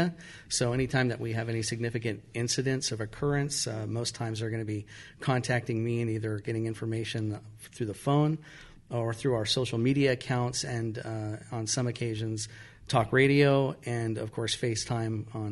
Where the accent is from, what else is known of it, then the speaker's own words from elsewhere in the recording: Santa Fe Springs, California, United States; I grew up in Santa Fe Springs and obviously spent a lot of time as a teenager in and around Santa Fe Springs in the Whittier area